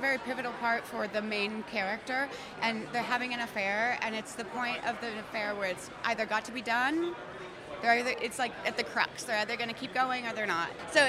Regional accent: Montana, United States; I'm from Montana, a very small town

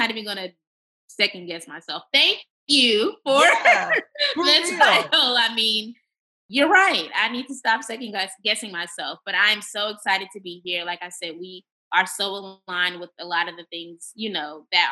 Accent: California, United States; moved away as an adult; now in Texas, United States; my home state of California

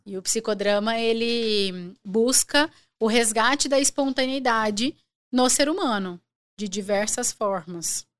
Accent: Araguaína, Tocantins, Brazil; eu nasci em Araguaína, quando eu nasci era um estado só

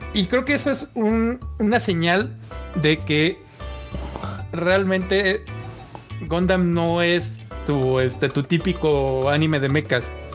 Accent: Mexico; a los mexicanos nos encanta así de wey

